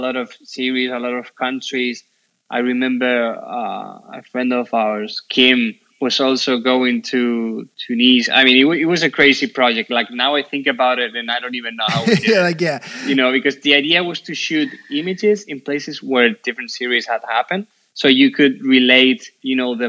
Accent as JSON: {"language": "English", "country": "Spain", "said": "we're from Spain, we've never been there"}